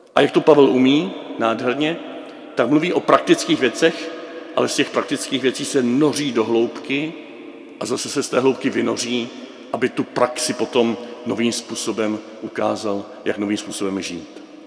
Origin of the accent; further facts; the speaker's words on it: Moravia, Czechia; u nás na Moravě